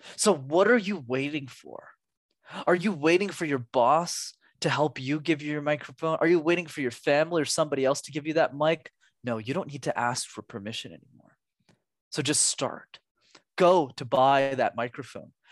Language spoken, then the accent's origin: English; Montreal, Quebec, Canada; born or raised there